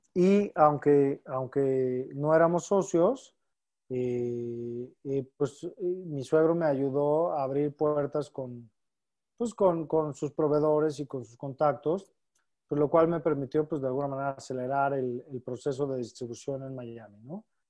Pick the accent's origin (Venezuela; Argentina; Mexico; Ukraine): Mexico; Toda nuestra familia está aquí en México y, sin lugar a dudas somos muy familiares. Eh, como buenos mexicanos, muéganos